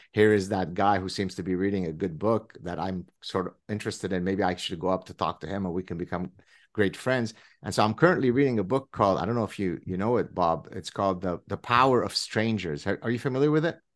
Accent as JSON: {"language": "English", "region": "French Canada", "country": "Canada", "said": "I come from French Canada"}